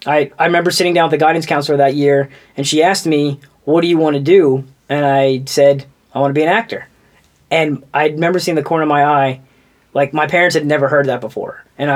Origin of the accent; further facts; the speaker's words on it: Houston, Texas, United States; also born or lived in Tampa; So I was born in Tampa, and then... my dad got transferred to Houston with his job.